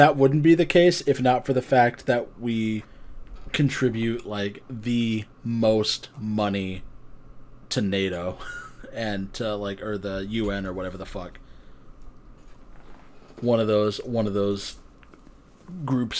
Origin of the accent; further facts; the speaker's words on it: United States; as an American living in America